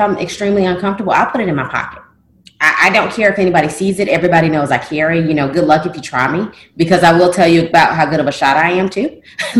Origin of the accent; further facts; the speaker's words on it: the South, United States; It's French, and I'm from the South, so – I don't know.